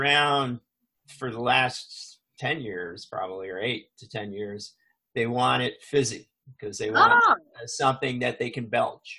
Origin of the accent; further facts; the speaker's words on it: Midwest, United States; also born or lived in Minnesota; I was raised in the Midwest and went to school in Minnesota